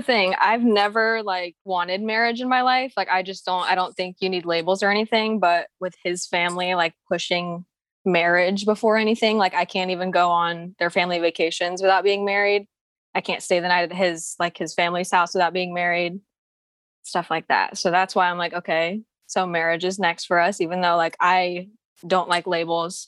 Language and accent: English; Philippines; I'm Filipino too.